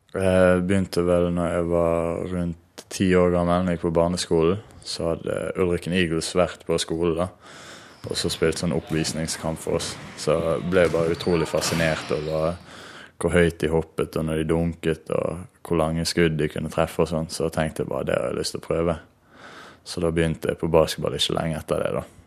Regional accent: Norway; hjemme i Norge

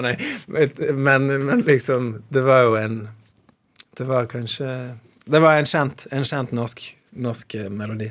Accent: Bergen, Vestland, Norway; jeg vokste opp i Mjølkeråen

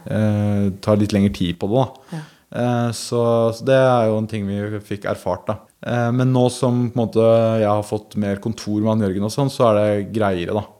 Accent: Porsgrunn, Telemark, Norway; moved away; vi er jo fra Porsgrunn

